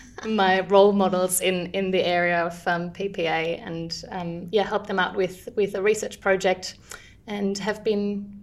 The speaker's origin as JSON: {"language": "English", "town": "Cologne", "region": "North Rhine-Westphalia", "country": "Germany", "tie": "born or raised there", "also_born_or_lived": "Munich", "second_language": "English", "moved": "as an adult", "lives_now": "Sydney, Australia", "said": "you'll hear in my accent, I'm actually originally from Germany. I grew up in Cologne, but I studied my bachelor's and master's degree in speech pathology in Munich."}